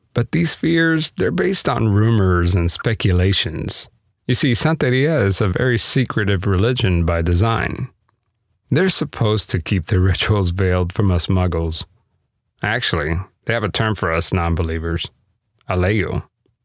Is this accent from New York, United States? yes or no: no; Miami, Florida, United States; moved away; I grew up Roman Catholic in Miami, Florida